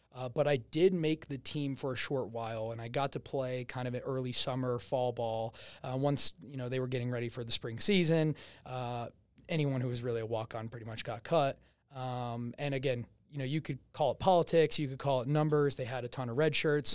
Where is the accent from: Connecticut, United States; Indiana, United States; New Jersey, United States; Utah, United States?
New Jersey, United States; accent: Jersey; moved away; Originally, I'm from New Jersey.